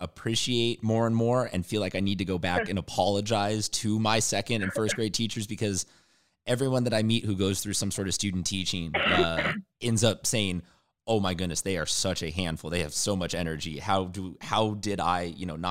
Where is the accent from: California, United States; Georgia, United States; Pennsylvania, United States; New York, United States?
California, United States; San Diego; I am from San Diego as well